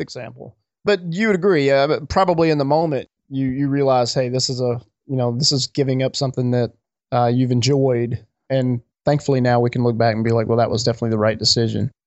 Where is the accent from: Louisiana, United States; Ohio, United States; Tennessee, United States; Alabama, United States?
Alabama, United States; I grew up in Alabama